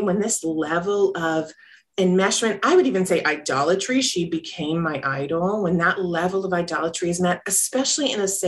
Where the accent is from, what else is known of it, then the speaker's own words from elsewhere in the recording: North Carolina, United States; I grew up in the South too, in North Carolina